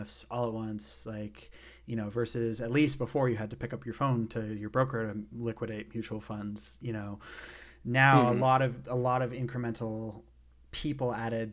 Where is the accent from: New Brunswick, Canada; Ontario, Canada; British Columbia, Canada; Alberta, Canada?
British Columbia, Canada; I grew up in British Columbia